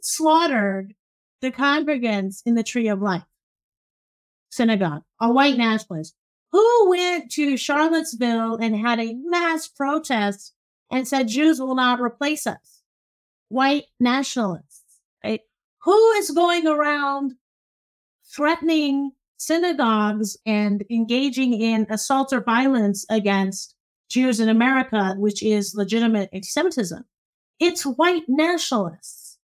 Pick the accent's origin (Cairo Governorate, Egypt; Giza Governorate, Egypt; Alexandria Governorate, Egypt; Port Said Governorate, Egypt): Cairo Governorate, Egypt; Cairo; now in United States; so I'm originally Egyptian. I was born in Cairo